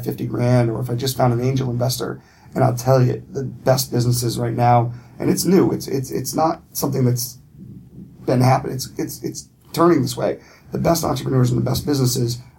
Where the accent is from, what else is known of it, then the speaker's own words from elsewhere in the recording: Windsor, Connecticut, United States; also born or lived in Boston; I'm from Windsor, Mike and Mike are from Windsor, and so we've all grown up in Connecticut.